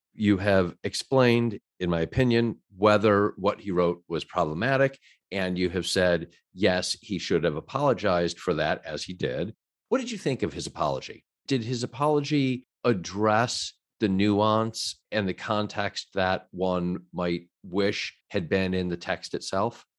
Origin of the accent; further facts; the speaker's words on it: Chicago, Illinois, United States; I, too, am from Chicago